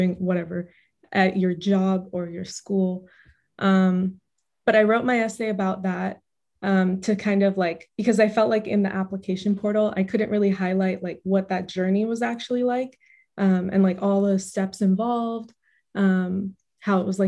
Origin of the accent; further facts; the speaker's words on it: Irvine, California, United States; moved away as an adult; also born or lived in Berkeley; I grew up in Irvine